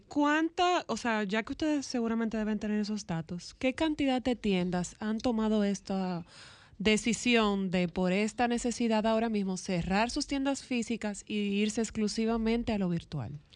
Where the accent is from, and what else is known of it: Dominican Republic